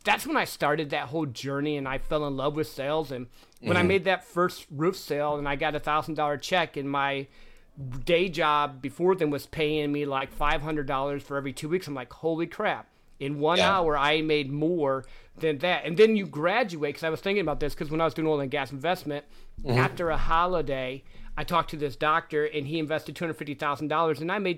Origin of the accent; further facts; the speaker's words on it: Midwest, United States; I grew up in the Midwest